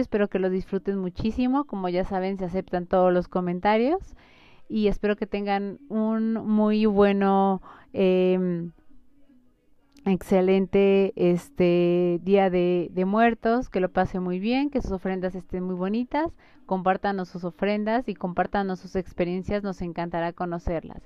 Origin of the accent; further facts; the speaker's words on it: Mexico; como mexicanos